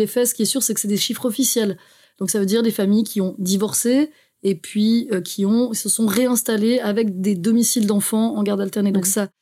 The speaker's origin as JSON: {"language": "French", "area": "Haute-Savoie", "region": "Auvergne-Rhône-Alpes", "country": "France", "tie": "born or raised there", "also_born_or_lived": "Geneva, Switzerland / Brussels, Belgium", "moved": "as an adult", "said": "je suis née à Genève, parce qu'il faut savoir qu'en Suisse, il y a de très bons hôpitaux, mais j'ai grandi en France. Ah, Donc j'ai grandi en Haute-Savoie"}